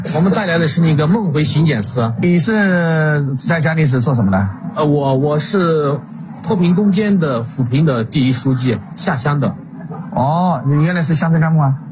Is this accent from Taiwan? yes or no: no; Yunnan, China; 我们是那个云南的。